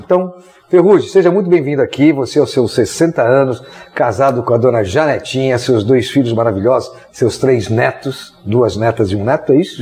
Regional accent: São Paulo, Brazil; eu sou de São Paulo, nossa equipe toda é de São Paulo

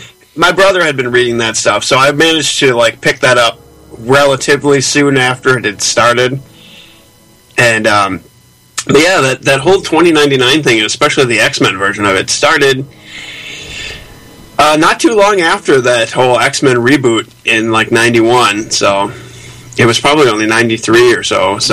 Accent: Canada; Because why not? We're Canadian. We're wacky like that.

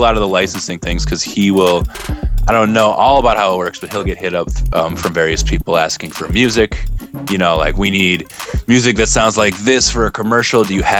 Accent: Minneapolis, Minnesota, United States; moved away as an adult; also born or lived in St. Louis; I'm from Minneapolis. I grew up in Minneapolis

